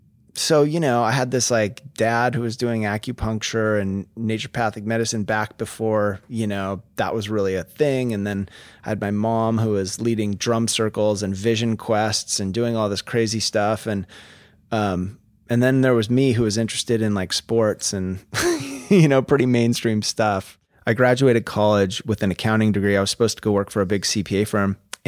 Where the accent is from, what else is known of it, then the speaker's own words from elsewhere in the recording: Vashon, Washington, United States; also born or lived in Bellevue, United States; And then I moved when I was in middle school, I moved from Vashon to Bellevue, which was like going to the city, you know?